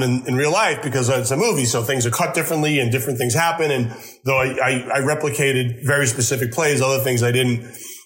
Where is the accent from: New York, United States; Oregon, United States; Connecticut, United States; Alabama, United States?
New York, United States; Huntington; I grew up on Long Island in Huntington